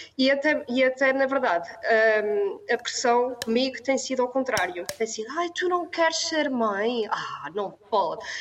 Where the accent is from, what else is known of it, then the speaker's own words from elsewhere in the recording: São Miguel, Azores, Portugal; são Miguel, onde nasci e fui criada